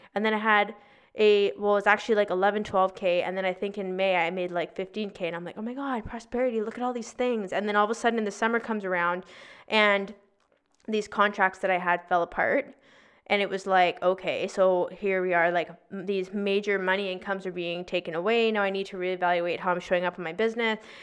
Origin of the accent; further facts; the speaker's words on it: Victoria, British Columbia, Canada; also born or lived in North Vancouver; we moved from North Vancouver to Victoria back to my hometown